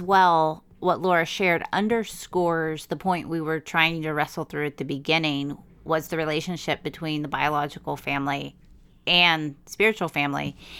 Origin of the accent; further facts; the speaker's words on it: United States; as an American